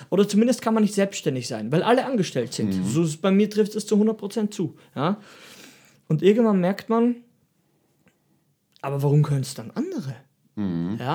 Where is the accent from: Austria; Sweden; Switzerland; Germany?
Austria; Und, und ich bin auch Österreicher und ich trainiere auch